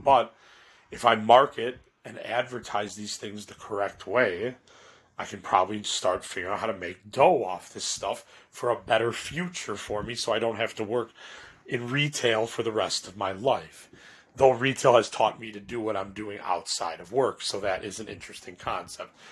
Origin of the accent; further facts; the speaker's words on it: Chicago, Illinois, United States; I'm from Chicago